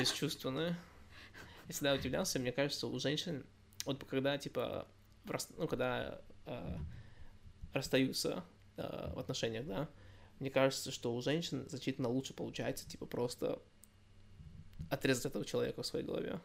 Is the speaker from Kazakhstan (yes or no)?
no; United States; also born or lived in Russia; я, я из Америки